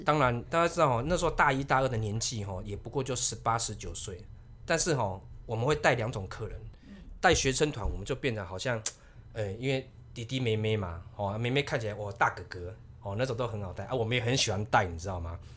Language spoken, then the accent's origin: Chinese; Keelung, Taiwan; 我是土生土长的基隆人